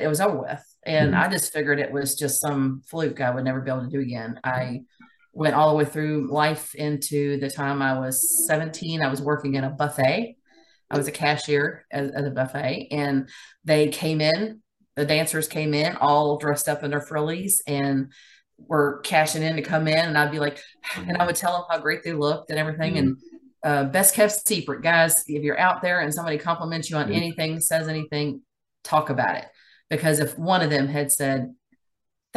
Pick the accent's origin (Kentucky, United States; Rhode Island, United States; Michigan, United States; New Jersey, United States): Kentucky, United States; Louisville; moved away as an adult; also born or lived in Elizabethtown, Kentucky; now in New Albany, United States; I was born and raised in Louisville, Kentucky